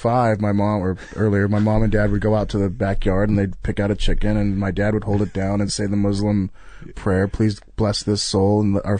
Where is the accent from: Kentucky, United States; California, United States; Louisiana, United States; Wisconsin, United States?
California, United States; Riverside; born or raised there